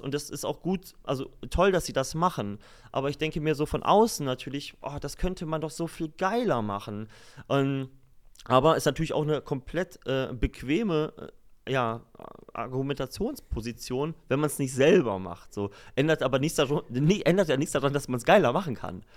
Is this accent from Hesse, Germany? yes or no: no; Lower Saxony, Germany; moved away; also born or lived in Emsland / Berlin; aus meinem Heimatbereich, so aus, aus Niedersachsen